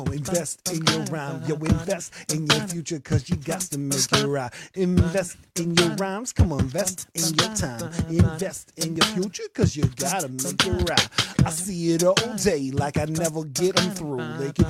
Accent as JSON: {"language": "English", "town": "Pflugerville", "region": "Texas", "country": "United States", "said": "Because I'm from Pflugerville, but there's no F in it."}